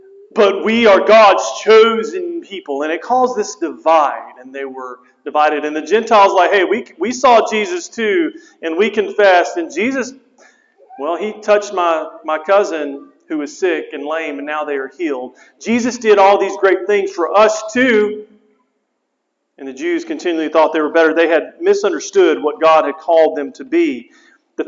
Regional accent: United States; I'm proud to be an American

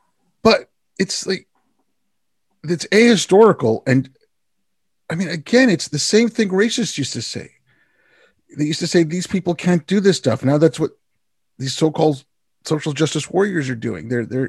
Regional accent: India; born there; I was born in India, I work in IT, I set up communication systems.

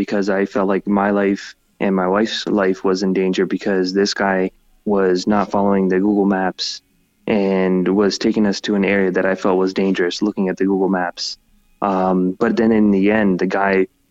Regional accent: United States; I was born in the U.S.

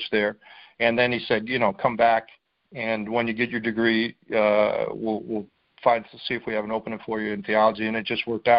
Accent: Lakewood, Ohio, United States; also born or lived in Middleburg Heights, Ohio; I was raised in Lakewood, but we moved to Middleburg Heights

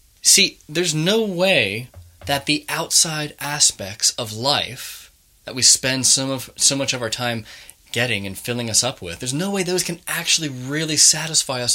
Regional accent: Manchester, North West England, United Kingdom; being a Mancunian. We're very proud

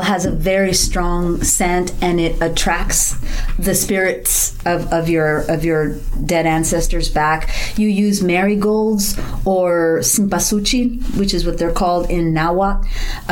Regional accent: South Texas, United States; I grew up in South Texas

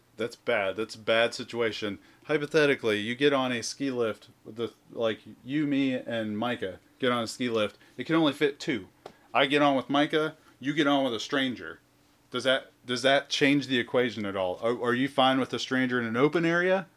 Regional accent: the South, United States; I'm from the South

